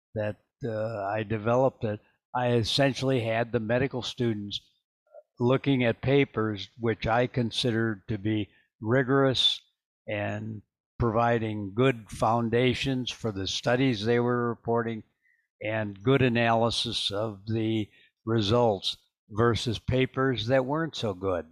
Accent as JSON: {"language": "English", "region": "Midwest", "country": "United States", "tie": "born or raised there", "moved": "yes", "said": "I grew up in the Midwest"}